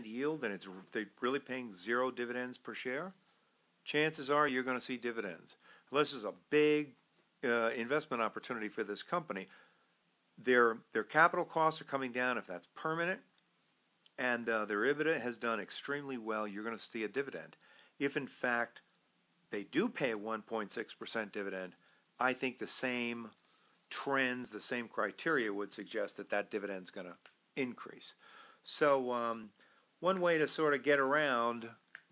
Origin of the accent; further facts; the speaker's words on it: New York, United States; I'm a New Yorker